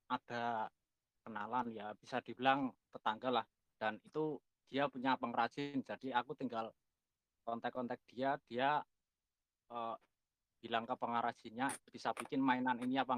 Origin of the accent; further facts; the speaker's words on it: Yogyakarta, Special Region of Yogyakarta, Indonesia; Ya kebetulan saya lahir di kota Jogja dan sampai saat ini saya masih bertahan di sini